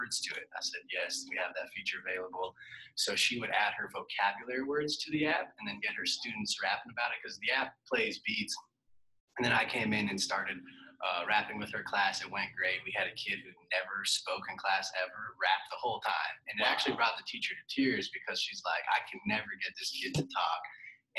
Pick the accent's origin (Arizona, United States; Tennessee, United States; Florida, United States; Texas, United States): Arizona, United States; Scottsdale; now in Nashville, United States; I grew up in Arizona, Scottsdale.